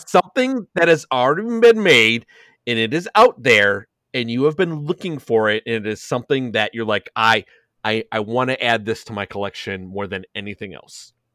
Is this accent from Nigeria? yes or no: no; Chicago, Illinois, United States; now in Elmhurst, United States; I'm from Chicago.